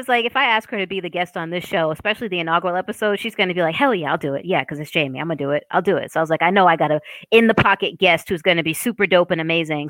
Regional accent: Boston, Massachusetts, United States; accent: Boston; So I lost my Boston accent in college on purpose because Sade and other people like her were making fun of me for my accent.

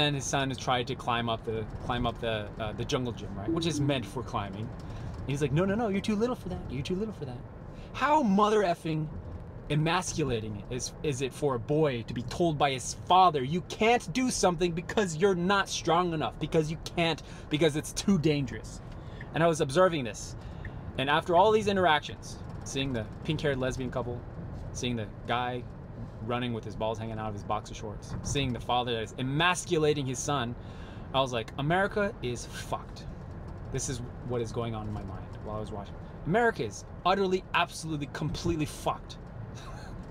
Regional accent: United States; I'm American through and through, born, raised, and bred here in the United States

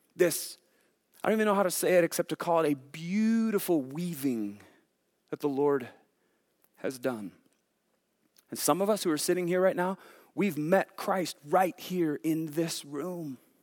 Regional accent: Sacramento, California, United States; moved away; I was born in Sacramento

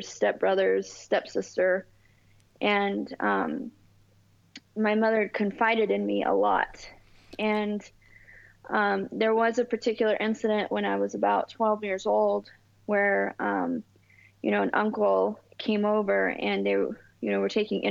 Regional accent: Southern California, United States; also born or lived in East Coast of the United States; Well, I'm from Southern California. I was born on the East Coast of the United States. And then when I was just a wee baby, my mother moved us to Southern California.

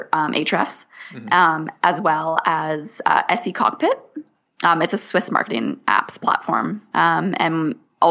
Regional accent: Canada; I'm Canadian. So I say niche

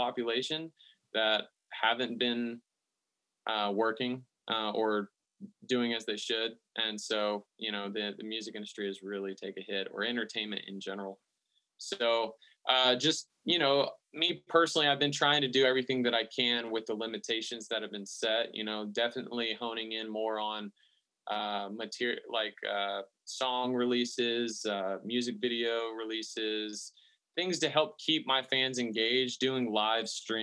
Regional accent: the South, United States; I'm from the South, like country has just definitely always been a part of my upbringing

